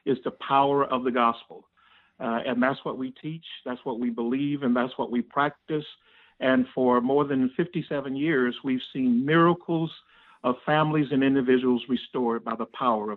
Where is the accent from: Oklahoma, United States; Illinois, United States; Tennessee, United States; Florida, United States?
Florida, United States; Florida panhandle, United States; I was raised in the panhandle of Florida, right near Georgia and Alabama